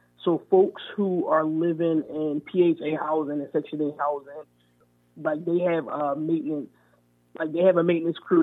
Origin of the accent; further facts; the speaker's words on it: Philadelphia, Pennsylvania, United States; I was from Mount Airy